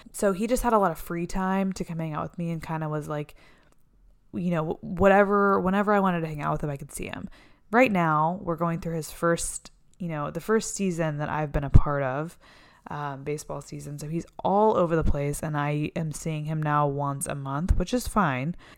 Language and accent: English; Texas, United States; moved away as an adult; also born or lived in Florida; now in Los Angeles, United States; I lived in Texas most of my young life. I went to college in Texas